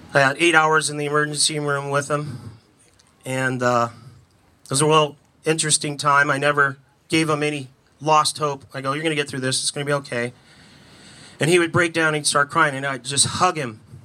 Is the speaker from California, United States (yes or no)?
yes; California, United States; I was from California